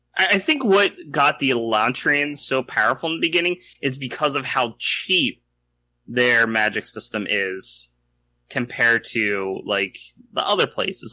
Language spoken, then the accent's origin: English; United States; I identify reluctantly as American